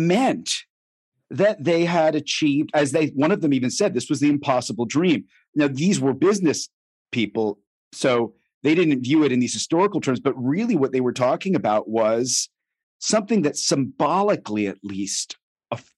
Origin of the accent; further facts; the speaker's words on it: United States; as an American